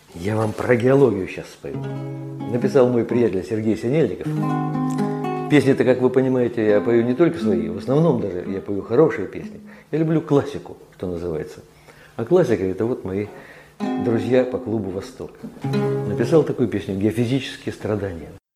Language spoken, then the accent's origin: Russian; Saint Petersburg, Russia; also born or lived in Korsakov, Sakhalin Oblast; Родился, правда, в городе Корсаке, Сахалинской области. И когда закончилась война, нас перевели в Ленинград. С трех лет я ленинградец.